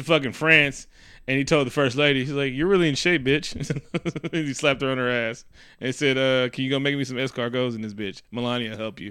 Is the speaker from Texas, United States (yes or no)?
no; Oakland, California, United States; also born or lived in 925 area (East Bay), California; when I was in Oakland